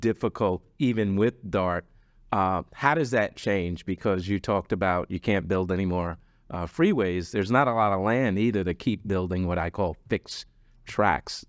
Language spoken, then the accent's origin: English; New York, United States; now in Dallas, United States; I'm originally from New York. It didn't hit me until I came to Dallas